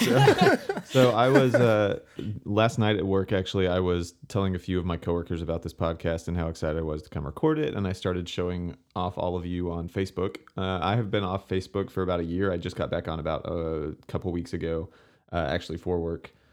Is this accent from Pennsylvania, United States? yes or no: no; Houston, Texas, United States; growing up in the Houston area